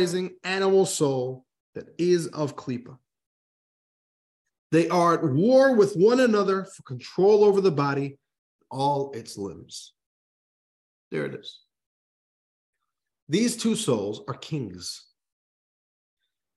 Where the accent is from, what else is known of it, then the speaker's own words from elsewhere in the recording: New York, United States; We're from New York